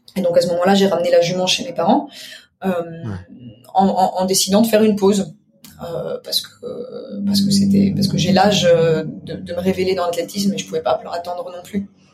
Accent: eastern France, France; also born or lived in Paris; now in Spain; je viens de l'est de la France

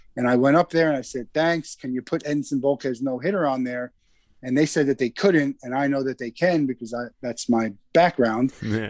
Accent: New Jersey, United States; I'm from New Jersey, so I've i I grew up in the cold

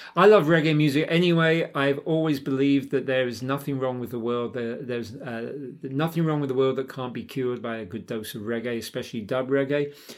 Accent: London, United Kingdom; moved away; My old band, growing up in London.

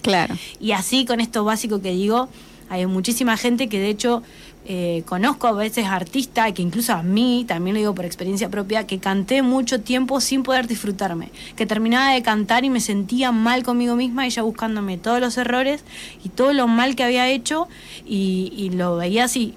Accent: Macachín, La Pampa, Argentina; ambas somos de Macachín también

